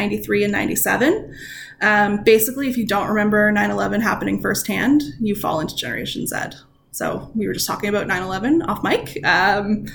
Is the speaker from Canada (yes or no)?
yes; Canada; I'm Canadian